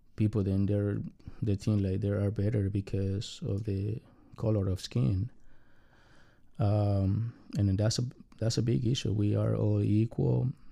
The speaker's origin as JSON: {"language": "English", "country": "Mexico", "tie": "born or raised there", "second_language": "English", "moved": "yes", "lives_now": "United States", "said": "I got a very complicated family growing up in Mexico"}